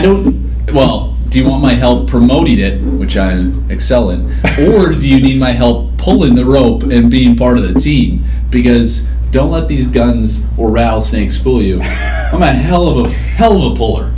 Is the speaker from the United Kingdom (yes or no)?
no; Regina, Saskatchewan, Canada; now in United States; Regina, Saskatchewan, Canada, in a few weeks. My hometown